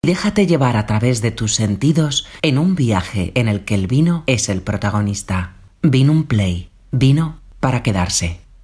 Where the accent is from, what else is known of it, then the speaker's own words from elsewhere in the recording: Castilla-La Mancha, Spain; moved away as an adult; also born or lived in Axarquía, Málaga; yo soy manchego de nacimiento